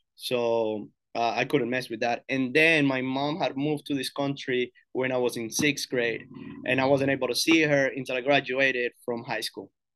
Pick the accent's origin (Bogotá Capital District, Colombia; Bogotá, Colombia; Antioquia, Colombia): Antioquia, Colombia; Girardota; now in United States; I'm from Girardota, so it's like a town, like, thirty minutes from Medellin, Colombia